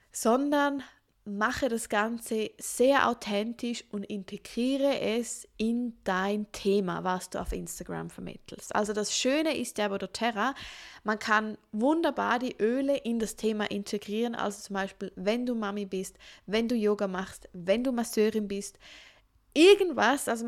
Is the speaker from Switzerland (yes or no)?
yes; Switzerland; Ich bin …, ich bin doTERRA-Beraterin hier in der Schweiz, ich bin auch aus der Schweiz